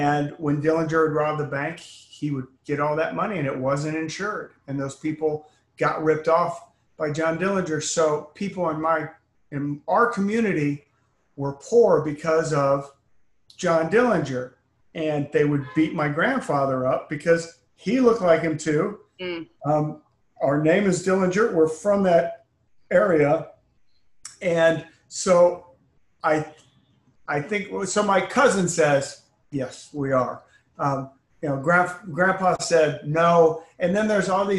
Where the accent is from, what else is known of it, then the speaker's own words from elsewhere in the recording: Austin, Texas, United States; moved away as an adult; also born or lived in Canton, Ohio; we moved to Austin when I was 8